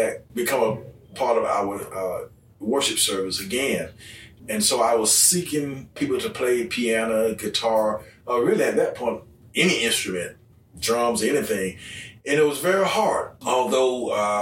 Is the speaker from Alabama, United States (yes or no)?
yes; Coy, Alabama, United States; I am from Coy. I grew up here in Coy.